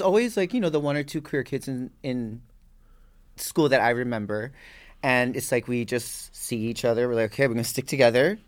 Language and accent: English; Waimanalo, Hawaii, United States; born or raised there; moved away